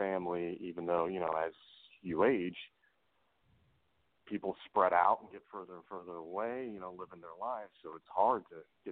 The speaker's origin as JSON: {"language": "English", "region": "Michigan and then Colorado", "country": "United States", "tie": "born or raised there", "moved": "yes", "said": "when I was growing up in Michigan and then Colorado"}